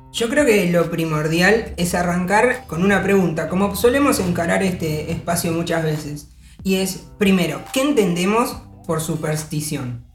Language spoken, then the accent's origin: Spanish; Argentina; nuestra realidad, incluso como argentinos